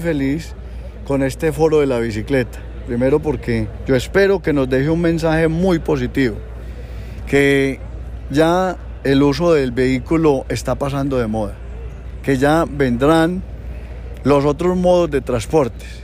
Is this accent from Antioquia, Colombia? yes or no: yes; Bello, Antioquia, Colombia; mi pueblo Bello